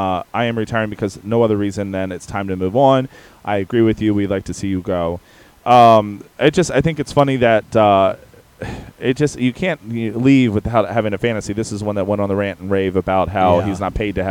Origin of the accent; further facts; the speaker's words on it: East Coast, United States; We're from the East Coast.